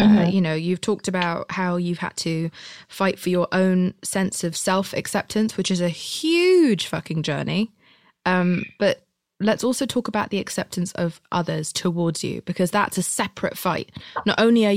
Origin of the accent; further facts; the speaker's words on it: United Kingdom; I'm British.